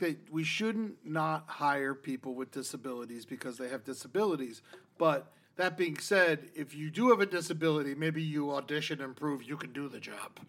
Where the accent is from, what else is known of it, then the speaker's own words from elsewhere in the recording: Florida, United States; I grew up in Florida